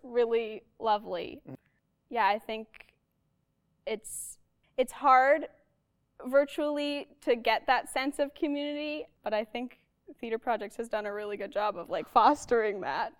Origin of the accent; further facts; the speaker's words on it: Arborg, Manitoba, Canada; now in Winnipeg, Canada; I'm from Arborg, Manitoba. Grew up there until age 18 when I moved to Winnipeg